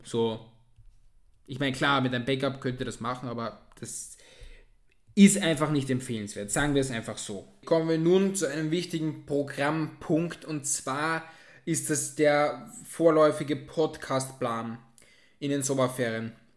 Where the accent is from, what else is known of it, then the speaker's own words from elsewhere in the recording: Austria; mir als Österreicher